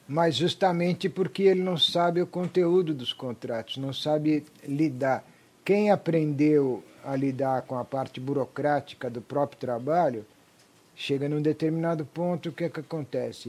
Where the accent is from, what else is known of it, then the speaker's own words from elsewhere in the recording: Brazil; also born or lived in Vigevano, Italy / Lake Garda, Lombardy, Italy; nasci na Itália e cresci no Brasil desde os 5 anos de idade